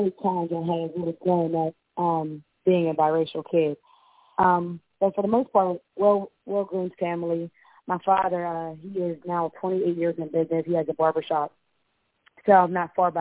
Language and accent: English; Pittsburgh, Pennsylvania, United States; I'm from Pittsburgh